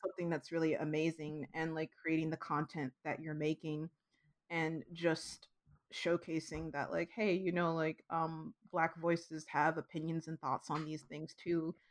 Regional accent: Midwest, United States; now in California, United States; I'm from the Midwest

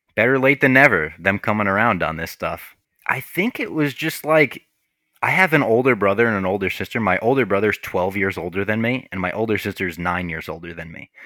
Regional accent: Little Ferry, New Jersey, United States; I grew up in Little Ferry, New Jersey

